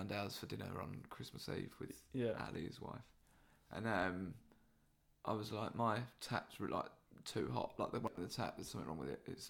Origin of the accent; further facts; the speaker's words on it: United Kingdom; We should know. We're British. We should know how to make a proper cup of tea.